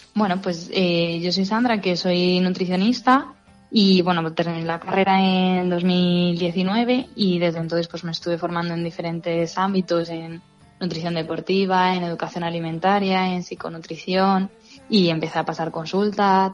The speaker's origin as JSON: {"language": "Spanish", "town": "Fuenterrebollo", "region": "Castile and León", "country": "Spain", "said": "mi pueblo"}